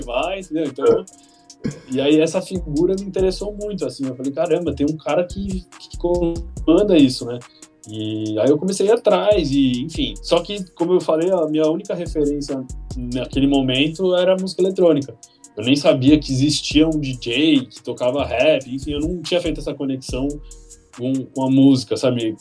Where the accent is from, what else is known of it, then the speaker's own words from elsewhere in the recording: São Sebastião, São Paulo, Brazil; moved away as an adult; now in São Paulo, Brazil; eu sou de São Sebastião, sou nascido em São Sebastião litoral de São Paulo